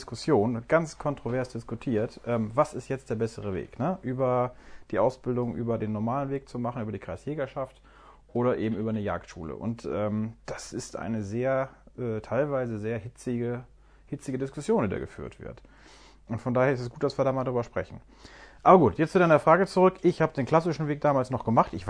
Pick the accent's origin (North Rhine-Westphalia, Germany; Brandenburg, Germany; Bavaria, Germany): North Rhine-Westphalia, Germany; Ich habe das über den klassischen Weg gemacht, damals in Nordrhein-Westfalen, meiner Heimat.